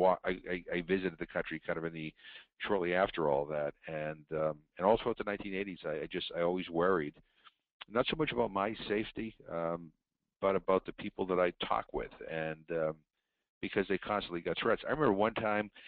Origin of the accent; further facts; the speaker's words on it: United States; as an American